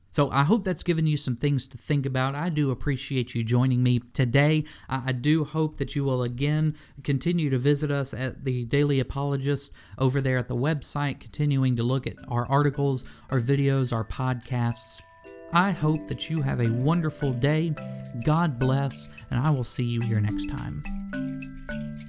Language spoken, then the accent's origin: English; Memphis, Tennessee, United States; I was born in Memphis, Tennessee